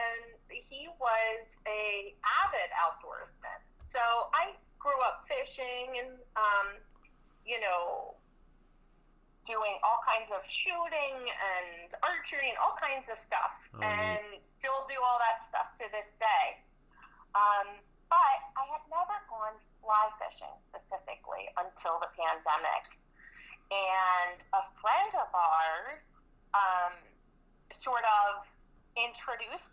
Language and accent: English; outside Philadelphia, Pennsylvania, United States; I was born right outside the city, and I sort of grew up right outside the city. And I live in the city now.